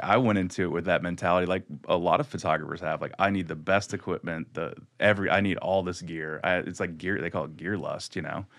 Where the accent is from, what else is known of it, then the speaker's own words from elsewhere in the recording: Louisville, Kentucky, United States; I was from Kentucky and Louisville